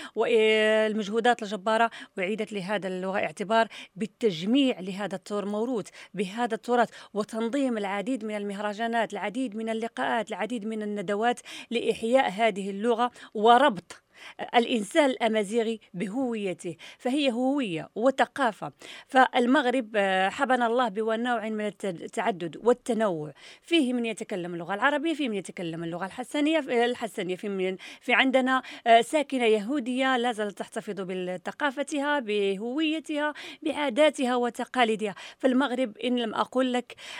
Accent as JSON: {"language": "Arabic", "country": "Morocco", "said": "عندنا في المغرب"}